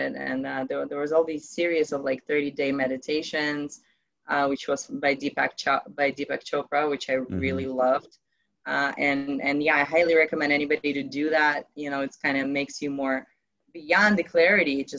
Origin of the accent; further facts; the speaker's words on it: Ukraine; moved away; I come from Ukraine originally